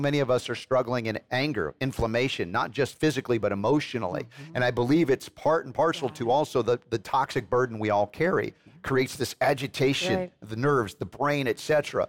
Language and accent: English; United States; as an American growing up